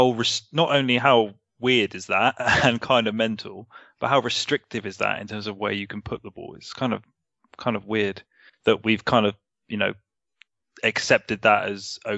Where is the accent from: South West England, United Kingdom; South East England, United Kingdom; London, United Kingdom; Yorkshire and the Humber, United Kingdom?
South East England, United Kingdom; Surrey; I'm not Cockney. I'm from Surrey.